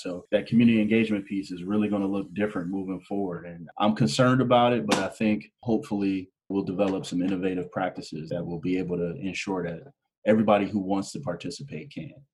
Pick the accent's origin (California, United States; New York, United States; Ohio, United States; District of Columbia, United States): Ohio, United States; Canton; moved away as an adult; now in Michigan, United States; I'm originally from Canton, Ohio, which is the major kind of industrial hub here in the Midwest, and grew up there